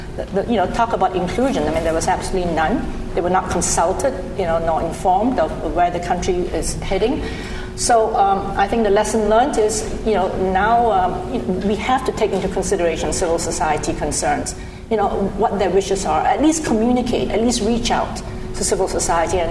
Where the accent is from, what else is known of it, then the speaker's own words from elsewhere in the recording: New York, United States; I come from New York, where schlep is used very commonly